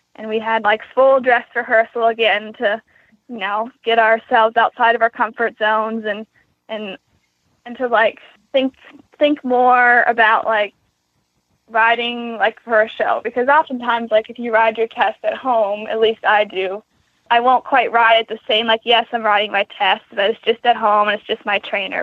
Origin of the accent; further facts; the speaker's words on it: Queenstown, Maryland, United States; I am from Queenstown, Maryland